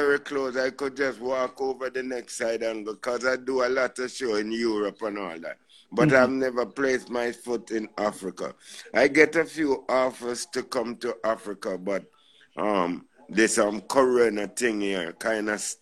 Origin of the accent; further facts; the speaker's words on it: Kingston, Jamaica; moved away as an adult; also born or lived in Toronto, Canada / Los Angeles, United States; I was growing up in Trenchtown